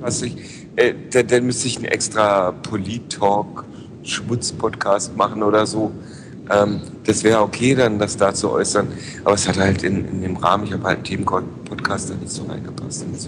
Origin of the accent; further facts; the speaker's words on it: Berlin, Germany; ich komme halt aus Lichtenberg